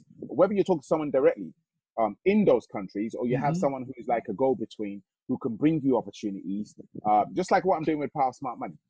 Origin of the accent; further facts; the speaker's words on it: Nigeria; now in United Kingdom; as a Nigerian